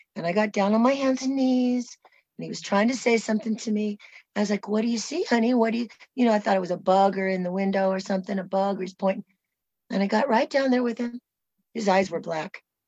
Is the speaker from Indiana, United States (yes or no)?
no; San Francisco, California, United States; I was born in 1965. I was born in San Francisco, California, USA.